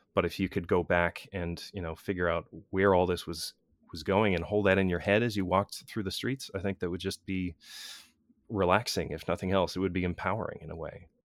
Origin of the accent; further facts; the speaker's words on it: United States; built into my culture as an American